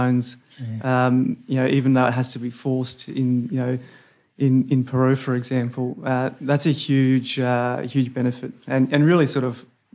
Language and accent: English; North Queensland, Australia; I hail from North Queensland